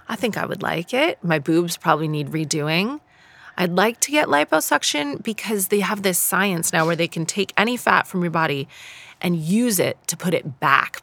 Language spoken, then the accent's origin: English; Canada; moved away as an adult; now in United Kingdom; I come from Canada